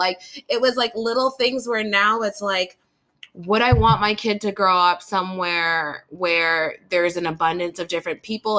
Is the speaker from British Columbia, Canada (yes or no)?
yes; Burnaby, British Columbia, Canada; me growing up in North Burnaby